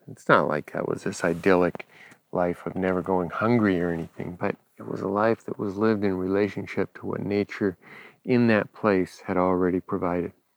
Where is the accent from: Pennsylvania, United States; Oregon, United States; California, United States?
California, United States; Los Angeles; having grown up in Los Angeles